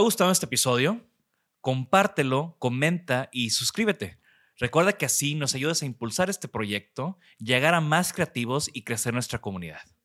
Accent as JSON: {"language": "Spanish", "country": "Mexico", "said": "somos de México"}